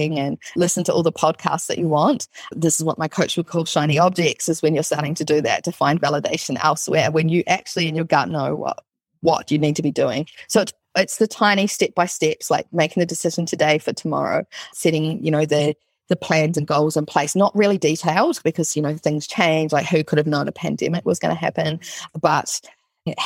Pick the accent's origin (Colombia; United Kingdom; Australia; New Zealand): New Zealand; I'm from New Zealand